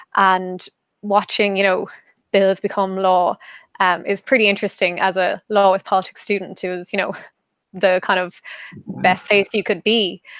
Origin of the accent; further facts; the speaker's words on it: Kerry, Munster, Ireland; moved away as an adult; now in Dublin, Ireland; I'm from Kerry myself